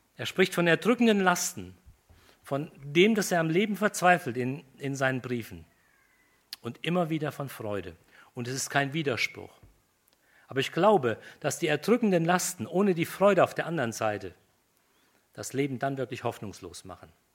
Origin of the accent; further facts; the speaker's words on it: Germany; Wir sind Deutsche, Germanen